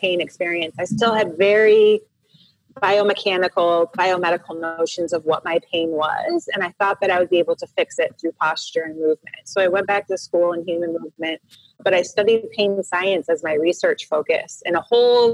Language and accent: English; Royal Oak, Michigan, United States; moved away as an adult; also born or lived in Southern California; I actually grew up in Michigan in the Midwest of the United States in a suburb of Detroit called Royal Oak. So I was born and raised there.